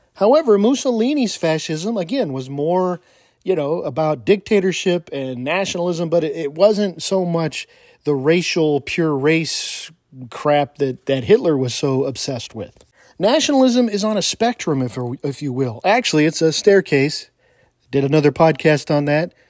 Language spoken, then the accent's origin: English; California, United States; moved away; I was from California.